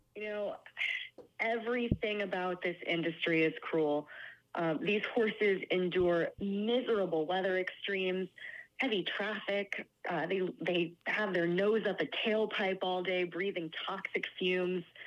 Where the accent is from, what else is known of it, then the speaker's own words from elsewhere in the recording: New York, United States; I'm a New Yorker